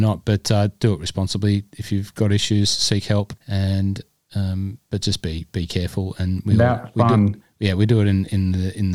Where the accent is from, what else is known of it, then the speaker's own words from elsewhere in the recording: Cessnock, New South Wales, Australia; I'm just a simple guy from Cessnock